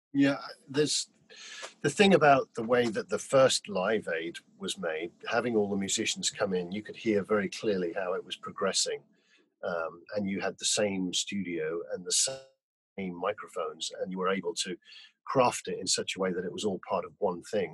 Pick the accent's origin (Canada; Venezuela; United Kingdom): United Kingdom; Newcastle upon Tyne, North East England; also born or lived in Whitley Bay; I grew up in Newcastle and um, I went to school in a little um, school in Whitley Bay